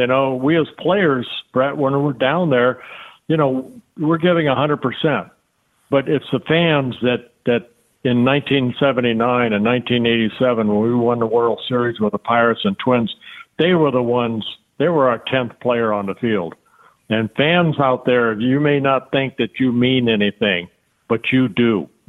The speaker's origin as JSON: {"language": "English", "region": "California", "country": "United States", "tie": "born or raised there", "said": "I learned that listening to Vin Scully and Jerry Doggett when I grew up in Southern California."}